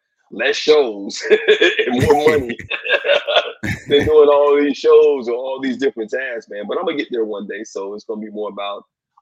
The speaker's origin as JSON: {"language": "English", "town": "Bessemer", "region": "Alabama", "country": "United States", "tie": "born or raised there", "moved": "yes", "said": "I grew up in Bessemer, Alabama"}